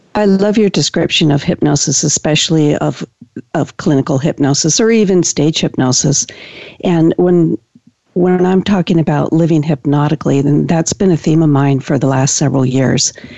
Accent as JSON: {"language": "English", "region": "Washington", "country": "United States", "tie": "born or raised there", "said": "I've been practicing now for 18 years here in, in my county in Washington"}